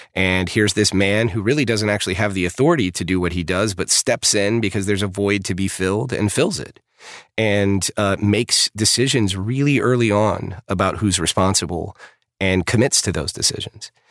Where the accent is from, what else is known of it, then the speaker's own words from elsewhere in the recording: Texas, United States; I grew up in the South. I grew up in Texas